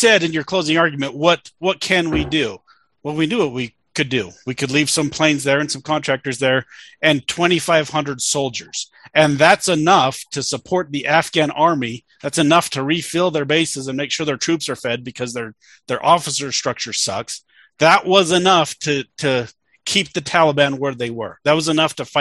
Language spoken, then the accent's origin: English; United States; I'm an American